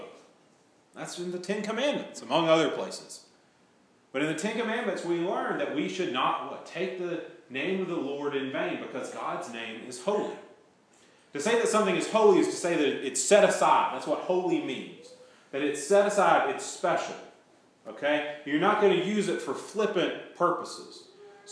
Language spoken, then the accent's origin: English; United States; I'm an American